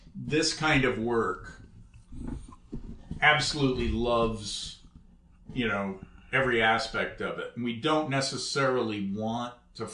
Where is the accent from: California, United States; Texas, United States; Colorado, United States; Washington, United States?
California, United States; Menlo Park; I'm from the Bay Area. I grew up in Menlo Park.